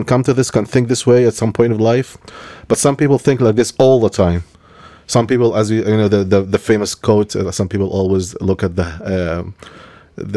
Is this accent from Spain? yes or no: no; Egypt; moved away; I was born in Egypt